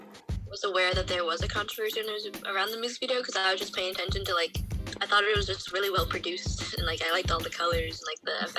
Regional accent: Virginia, United States; I am from Virginia, and I'm Catholic.

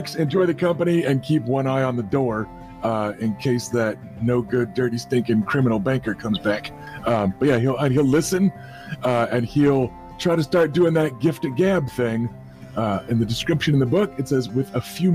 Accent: Kentucky, United States; accent: Kentucky; I know my actual accent in real life has an awful lot of Kentucky blurring the lines there

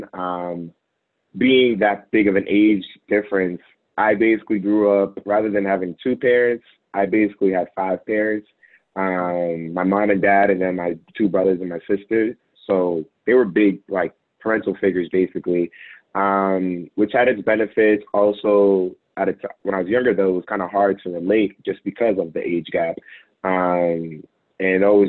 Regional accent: Revere, Massachusetts, United States; grew up in Revere, Massachusetts, about 10, 15 minutes away from Boston

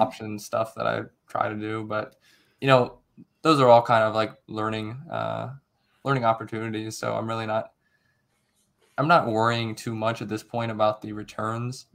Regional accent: Akron, Ohio, United States; moved away as an adult; now in Cincinnati, United States; I'm originally from, uh, near Akron, Ohio. Um, right now I'm in Cincinnati

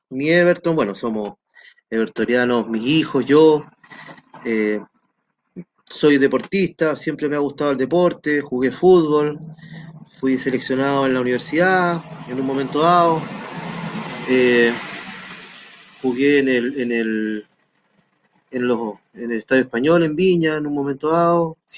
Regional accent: Peru; also born or lived in Copiapó, Chile; nací en Copiapó, cuando mi mamá era muy joven, ¿no es cierto? Eh, luego viajé al Perú porque mi papá era peruano, estudié en Perú en mi vida escolar, luego vine a Chile, estudié unos años aquí en Chile

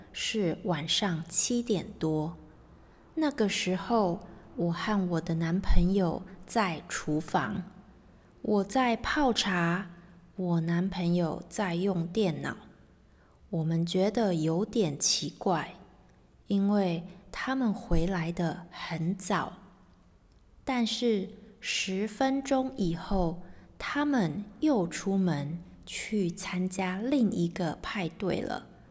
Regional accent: Taiwan; moved away as an adult; now in England, United Kingdom; 我是来自台湾的

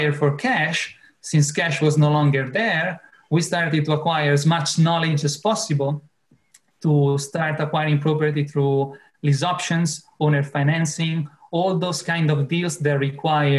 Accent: Italy; English is a second language; moved away as an adult; now in Clearwater, United States; I'm from Italy and we've been here for about 5 years now.

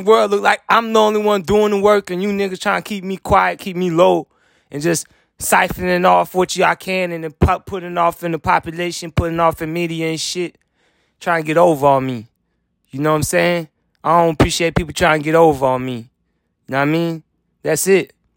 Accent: United States; I'm American citizen.

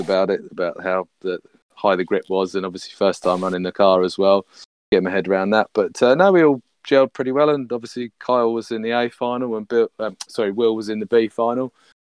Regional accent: United Kingdom; being a Southerner

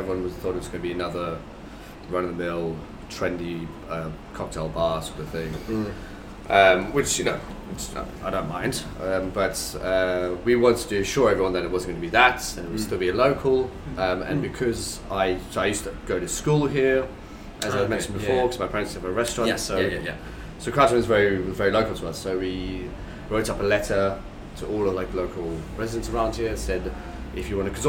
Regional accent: South Africa; So I'm originally from South Africa, so it's been

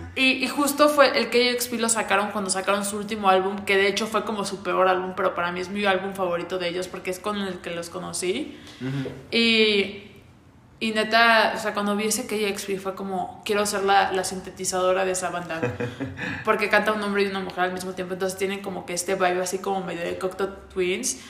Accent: Veracruz, Mexico; en mi tierra veracruzana

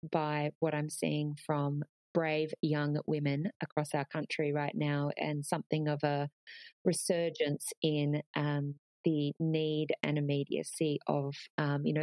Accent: Australia; You know, we're really passionate about being Australian

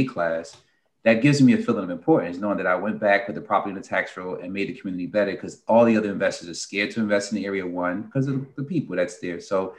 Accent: North New Jersey, United States; I come from North New Jersey.

